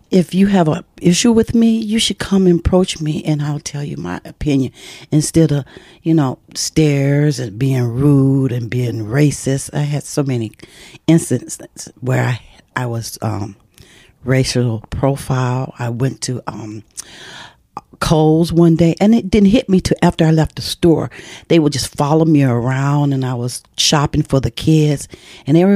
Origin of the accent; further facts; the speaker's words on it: Detroit, Michigan, United States; now in Lake Mills, United States; living in Michigan was